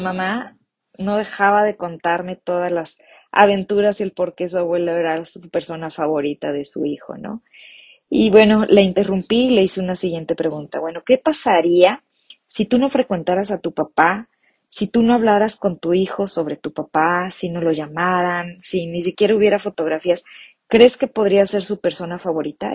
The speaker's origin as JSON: {"language": "Spanish", "town": "Morelia", "region": "Michoacán", "country": "Mexico", "said": "de la ciudad de Morelia, Michoacán, México"}